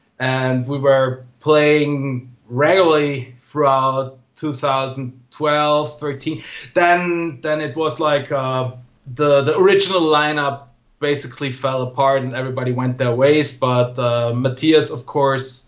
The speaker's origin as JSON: {"language": "English", "town": "Innsbruck", "region": "Tyrol", "country": "Austria", "tie": "born or raised there", "second_language": "English", "said": "Innsbruck, my hometown"}